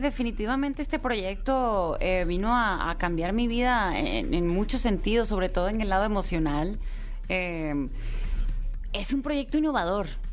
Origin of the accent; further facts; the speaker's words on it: United States; estaba y me crié en los Estados Unidos